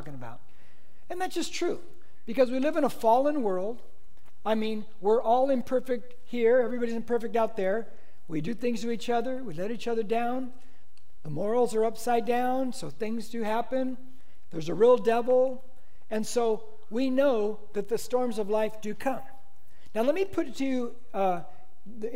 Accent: United States; I'm an American, man. I'm American

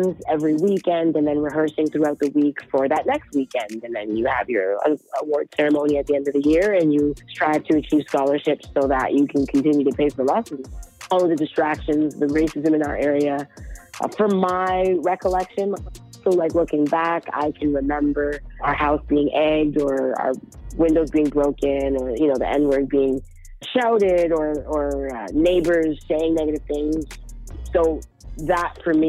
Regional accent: Toronto, Ontario, Canada; also born or lived in Brampton; I grew up in, I guess, sort of East End of Toronto

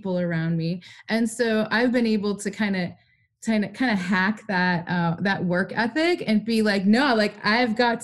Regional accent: Midwest, United States; I come from the Midwest

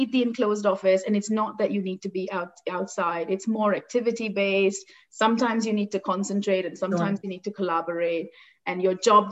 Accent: Mumbai, Maharashtra, India; moved away as an adult; also born or lived in North Carolina, United States / New York, United States; now in Toronto, Canada; I grew up in Bombay in India

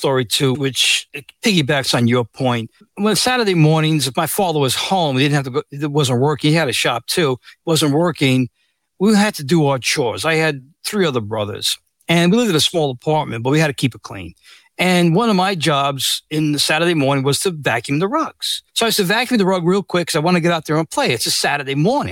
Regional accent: New York City, New York, United States; I was born and raised in the Bronx

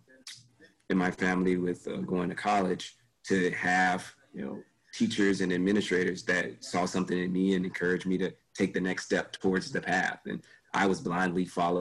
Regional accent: Gary, Indiana, United States; also born or lived in Chicago, Illinois; I was born in Chicago, so I saw Chicago. And then, you know, before I was 1 year old, my mother moved to Gary, Indiana

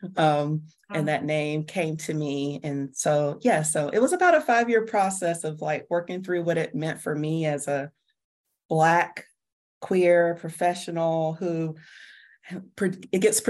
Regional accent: Georgia, United States; I was born and raised in Georgia

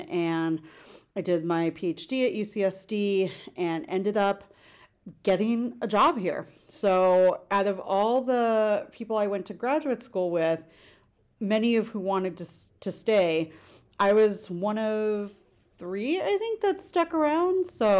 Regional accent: Los Angeles, California, United States; moved away as an adult; now in San Diego, United States; So I'm from Los Angeles, which is not too far away geographically, but it is a world away culturally in many ways.

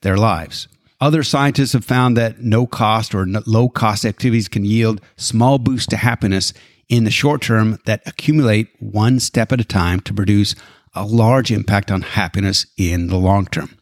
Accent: Alberta, Canada; now in United States; I was born and raised in Alberta, Canada.

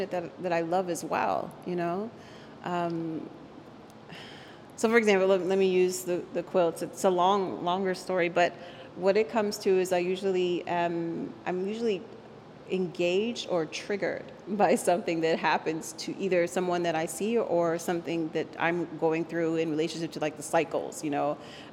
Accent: Arlington, Virginia, United States; first language Spanish; English is a second language; also born or lived in Puerto Rico; I was raised in Arlington, Virginia, but by a certain age, I decided that I needed to be able to go back and have a relationship with my birthplace, you know, Puerto Rico.

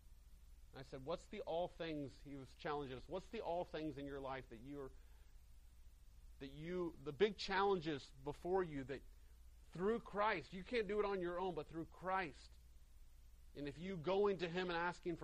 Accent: Greenville, South Carolina, United States; my hometown of Greenville, South Carolina.

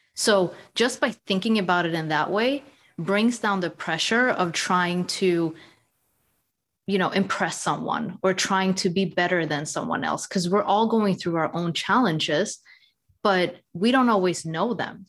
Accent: Sweden; moved away as an adult; also born or lived in United States; now in London, United Kingdom; So I grew up in Sweden. I was born and raised in Sweden

